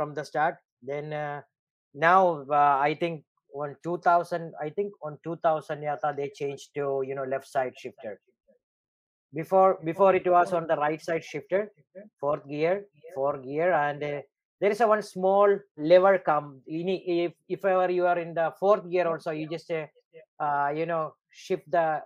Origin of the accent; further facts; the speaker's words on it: Dubai, United Arab Emirates; I am from Dubai, you know, we Arab, we drive vehicles when we are maybe 6 years, 7 years old